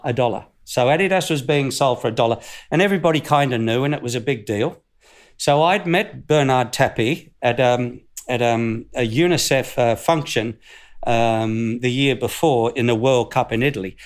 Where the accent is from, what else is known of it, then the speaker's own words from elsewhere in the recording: Northern New South Wales, Australia; moved away; I'm from Northern New South Wales, Australia.